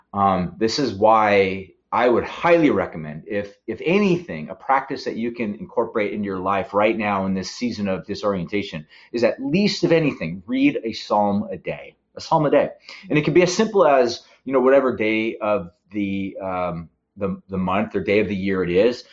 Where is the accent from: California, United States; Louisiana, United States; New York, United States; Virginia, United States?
California, United States; San Luis Obispo; we're Californians. Uh, we're from San Luis Obispo